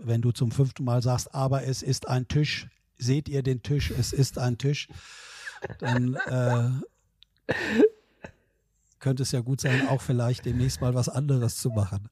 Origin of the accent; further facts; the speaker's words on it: Southern Lower Saxony, Germany; ich bin ja so klassischer Wessi äh, hier groß geworden